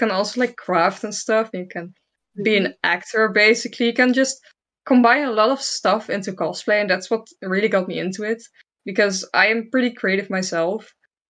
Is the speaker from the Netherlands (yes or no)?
yes; Netherlands; I'm also Dutch, and I'm 22 years old.